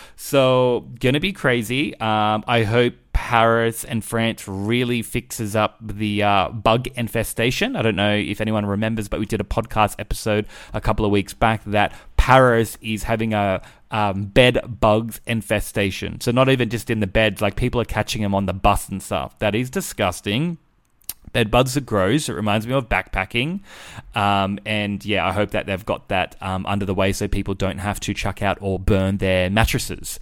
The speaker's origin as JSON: {"language": "English", "country": "Australia", "said": "I'm Australian"}